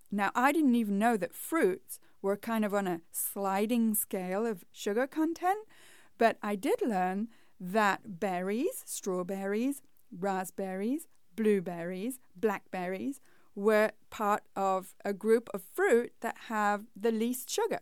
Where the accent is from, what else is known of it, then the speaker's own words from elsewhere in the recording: England, United Kingdom; moved away; when I was growing up in England, that was like the staple at our house